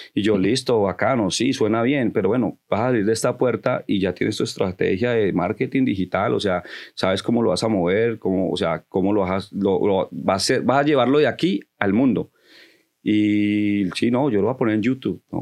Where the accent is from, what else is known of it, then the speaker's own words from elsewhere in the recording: Connecticut, United States; also born or lived in Colombia; now in New York, United States; donde yo me crié en Connecticut